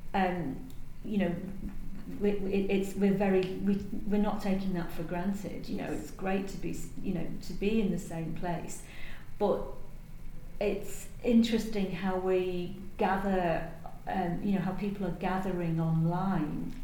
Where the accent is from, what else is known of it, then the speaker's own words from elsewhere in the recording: United Kingdom; now in Singapore; I'm British